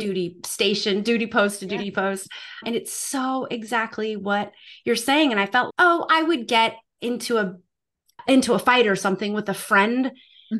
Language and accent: English; South Dakota, United States; moved away as an adult; I am originally from the United States. I grew up at, on a family farm and ranch in South Dakota